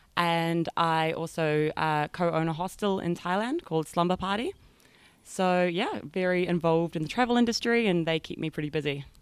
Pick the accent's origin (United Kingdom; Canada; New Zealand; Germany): New Zealand; North Island; moved away as an adult; now in Bali, Indonesia; I'm from New Zealand, from a small country town in the North Island